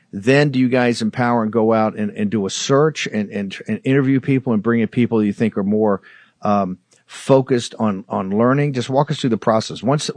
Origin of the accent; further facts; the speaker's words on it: Richmond, Virginia, United States; I'm from Richmond